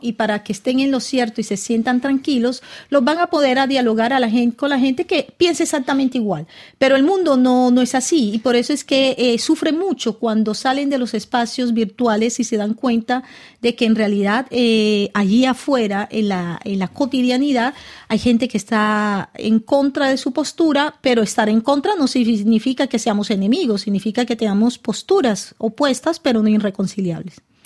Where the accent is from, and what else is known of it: Cartagena, Bolívar, Colombia; born or raised there; moved away; also born or lived in Caracas, Venezuela / France